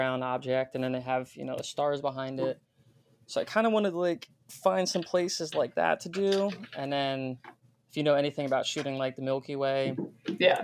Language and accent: English; Pennsylvania, United States; I'm from Pennsylvania